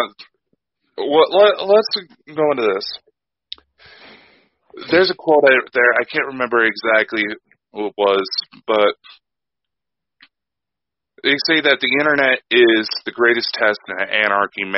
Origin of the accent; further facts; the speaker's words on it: United States; I'm American